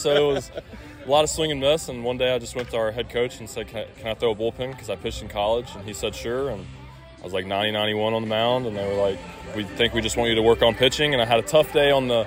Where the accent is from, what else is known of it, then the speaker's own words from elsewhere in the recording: South Carolina, United States; I'm from South Carolina